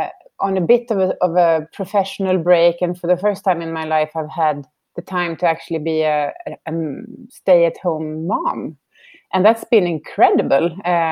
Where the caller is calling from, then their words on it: Stockholm, Stockholm County, Sweden; I'm calling in from Stockholm, just outside of Stockholm, and it's evening.